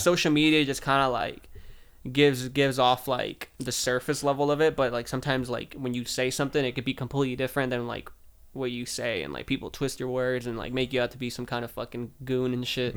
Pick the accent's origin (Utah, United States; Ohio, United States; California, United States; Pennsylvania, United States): California, United States; Southern; I'm from California, small town in Southern California